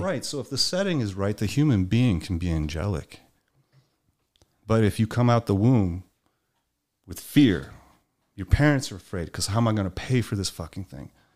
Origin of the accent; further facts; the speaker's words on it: Miami, Florida, United States; growing up in Miami